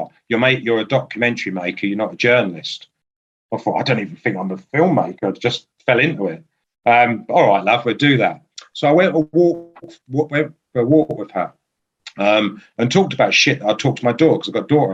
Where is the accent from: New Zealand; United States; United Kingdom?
United Kingdom; Aldershot, South East England; moved away; I'm born in Aldershot. I'm not there now.